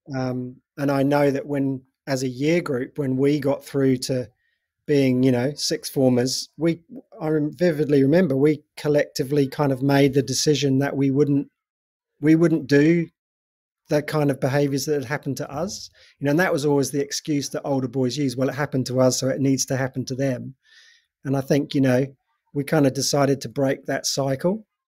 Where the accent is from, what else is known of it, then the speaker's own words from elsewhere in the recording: England, United Kingdom; moved away as an adult; also born or lived in North Devon; now in New Zealand; I'm originally from England, from, in the U K. Um, I've been in New Zealand for twenty-five years now.